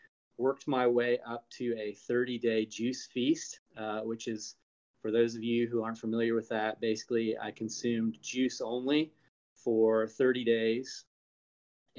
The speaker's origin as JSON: {"language": "English", "region": "Indiana", "country": "United States", "tie": "born or raised there", "said": "I grew up in Indiana on a farm, small family farm that had been in the family since the 1800s"}